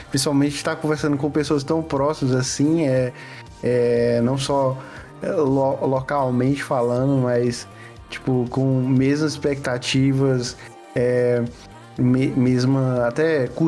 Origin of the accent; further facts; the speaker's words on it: Piripiri, Piauí, Brazil; sou de Piripiri, eu sou do interior do Piauí.